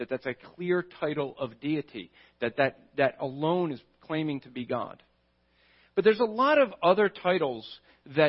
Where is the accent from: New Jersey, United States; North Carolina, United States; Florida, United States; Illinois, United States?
New Jersey, United States; I'm from New Jersey.